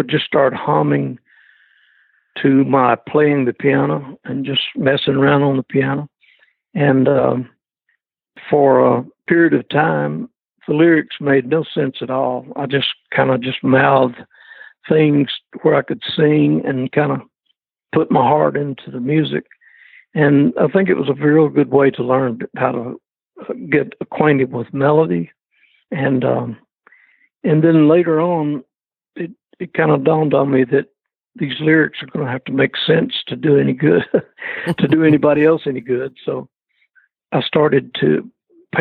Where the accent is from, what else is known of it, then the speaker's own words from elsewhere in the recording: Athens, Alabama, United States; moved away as an adult; I was raised in Athens, Alabama.